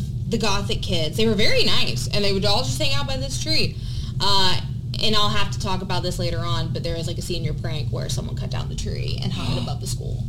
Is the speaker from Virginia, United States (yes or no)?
yes; Virginia Beach, Virginia, United States; I was born and raised in Virginia Beach, so definitely a local in the area.